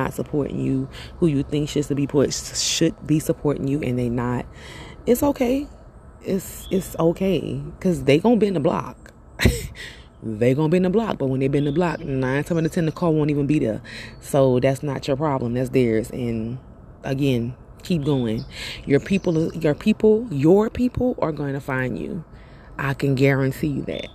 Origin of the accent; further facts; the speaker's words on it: Louisiana, United States; now in Atlanta, United States; I'm from Louisiana